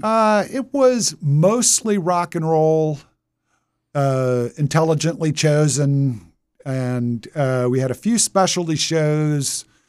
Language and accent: English; Wilmington, Delaware, United States; I was born in Wilmington. Dad was a DuPonter.